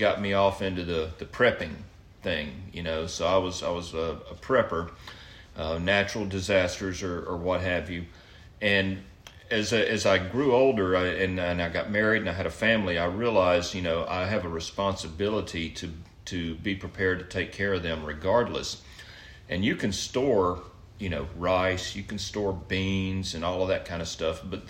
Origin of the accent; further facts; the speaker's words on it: Mobile, Alabama, United States; moved away; I grew up on the Gulf Coast down in Mobile